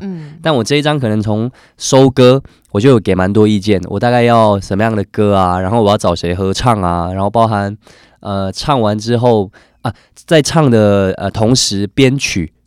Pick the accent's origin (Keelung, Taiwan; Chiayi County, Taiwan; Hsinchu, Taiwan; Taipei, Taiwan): Chiayi County, Taiwan; moved away; also born or lived in Tainan; 我是真的是南部人。台南人。台南，呃，我， 呃，我在嘉义县长大